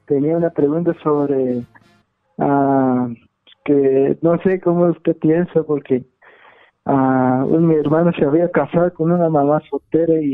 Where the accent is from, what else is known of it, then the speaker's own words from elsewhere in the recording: Guatemala; Soy de Guatemala.